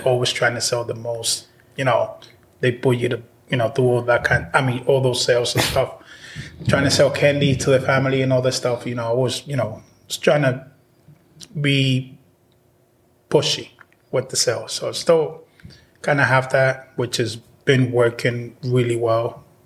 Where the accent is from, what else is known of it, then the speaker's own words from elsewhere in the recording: Dominican Republic; now in Massachusetts, United States; I was born in the Dominican Republic. I've been here since 93